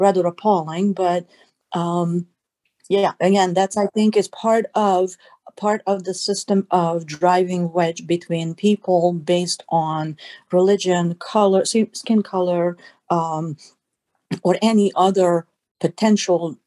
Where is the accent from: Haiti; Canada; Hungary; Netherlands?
Hungary; Budapest; now in United States; I'm a first generation American. I came here as an immigrant myself. And I was born and raised in Budapest, Hungary